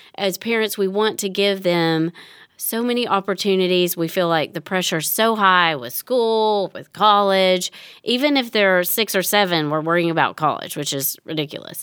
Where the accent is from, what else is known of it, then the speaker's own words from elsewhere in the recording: Tennessee, United States; I grew up in Tennessee.